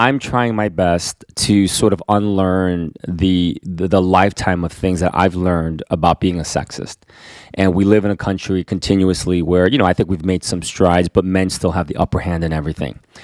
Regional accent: United States; I am Korean American

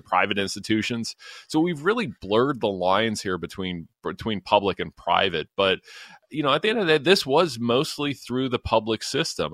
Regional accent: London, Ontario, Canada; my hometown of London, Ontario

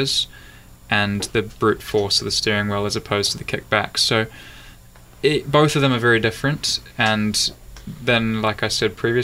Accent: New Zealand; moved away; also born or lived in Europe; I'm a Kiwi

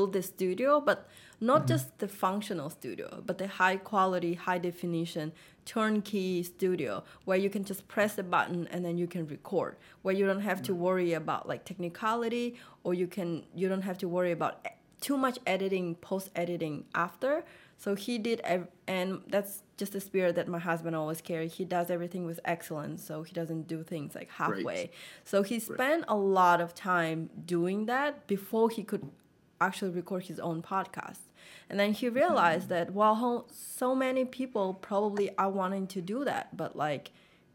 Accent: Russia; moved away as an adult; now in United States; I was born pretty much in Russia, but my parents are Vietnamese and they moved there and then I was born. So that's where I grew up my whole life

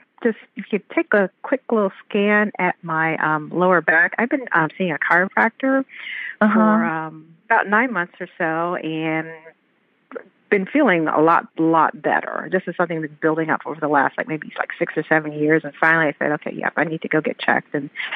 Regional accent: Atlanta, Georgia, United States; Good. I'm from Atlanta, Georgia.

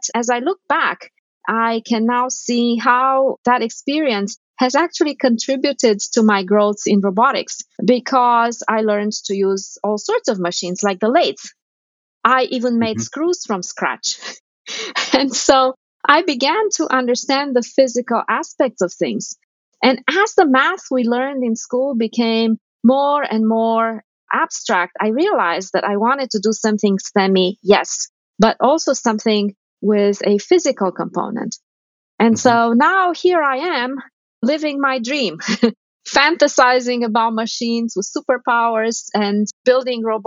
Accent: Romania; moved away; I grew up in Romania at a time of great austerity

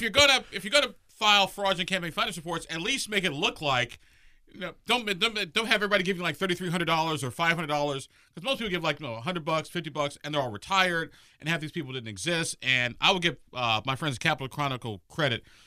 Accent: Illinois, United States; moved away as an adult; now in Indiana, United States; I'm from Illinois.

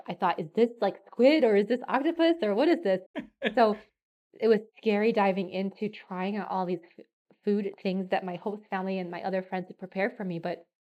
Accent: United States; also born or lived in Japan; I'm this American

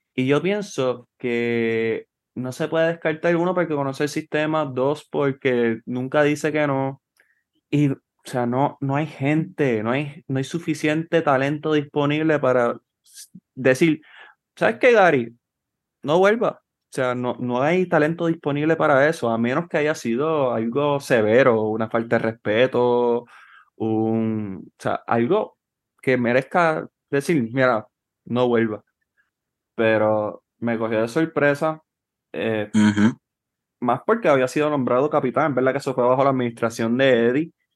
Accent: Trujillo Alto, Puerto Rico; yo soy de Trujillo

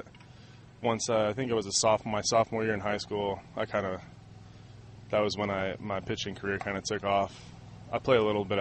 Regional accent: Redlands, California, United States; growing up in Redlands my whole life

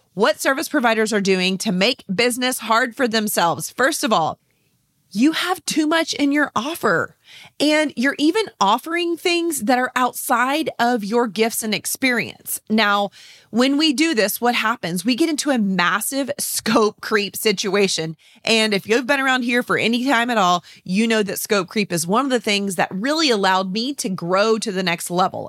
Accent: San Antonio, Texas, United States; here in my hometown of San Antonio, Texas.

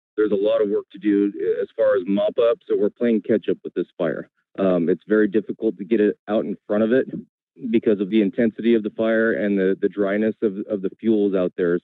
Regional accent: Bay Area, California, United States; growing up in the Bay Area

